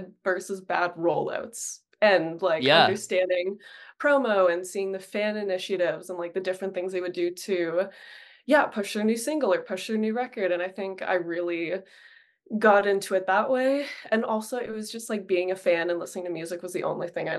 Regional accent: Toronto, Ontario, Canada; I grew up in Etobicoke, literally 30-minute drive away, not that far

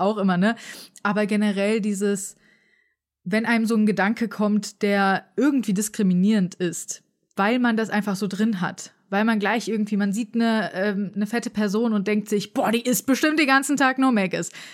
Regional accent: Frankfurt, Hesse, Germany; ich bin zum Beispiel in Frankfurt aufgewachsen.

